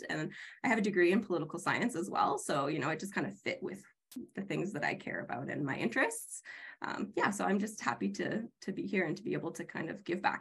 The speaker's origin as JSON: {"language": "English", "town": "Prince Rupert", "region": "British Columbia", "country": "Canada", "also_born_or_lived": "Vancouver", "moved": "as an adult", "said": "I'm actually from Prince Rupert. I, am a third generation Rupertite. Um, I moved away for about 10 years to go to school in Vancouver, and then family ended up bringing me back around 2012."}